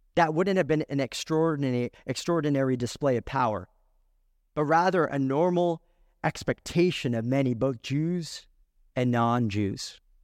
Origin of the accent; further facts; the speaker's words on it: California, United States; I was born in California